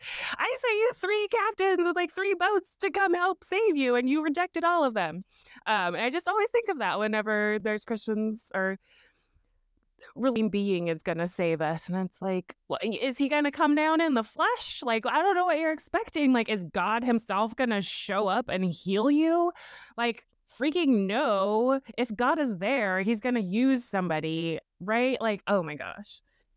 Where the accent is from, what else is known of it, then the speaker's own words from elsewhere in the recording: Idaho, United States; I grew up in one in Idaho, so also kind of a culty place.